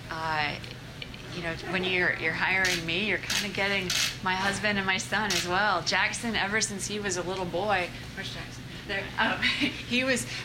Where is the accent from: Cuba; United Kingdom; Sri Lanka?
United Kingdom; Scotland; now in United States; Uh, Scotland. Scotland.